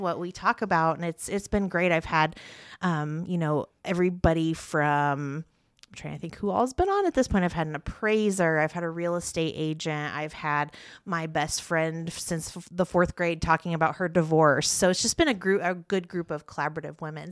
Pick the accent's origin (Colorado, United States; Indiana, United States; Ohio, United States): Indiana, United States; Parker City; also born or lived in Muncie, Indiana; now in Yorktown, United States; I grew up in Parker City